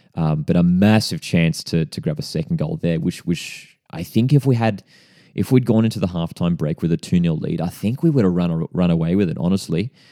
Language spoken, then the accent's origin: English; Central Coast, New South Wales, Australia; based on the Central Coast, born and bred on the Central Coast.